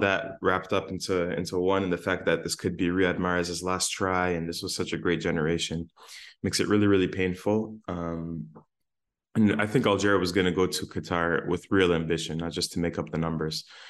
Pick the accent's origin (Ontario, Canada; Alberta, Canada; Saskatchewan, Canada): Ontario, Canada; Windsor; now in Hamilton, Canada; we're from Windsor.